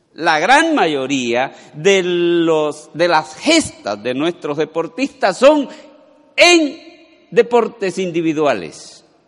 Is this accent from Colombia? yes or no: yes; Colombia; todos aquí, la mayoría, somos colombianos